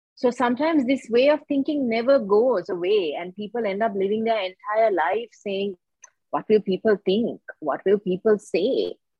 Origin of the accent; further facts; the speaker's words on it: Colombo, Western Province, Sri Lanka; I was born and raised here in Colombo, Sri Lanka